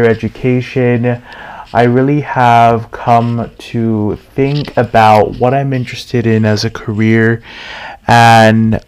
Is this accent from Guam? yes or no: yes; Tamuning, Guam; also born or lived in Carlisle, Pennsylvania; I was born and raised here on Guam in the Chamorro culture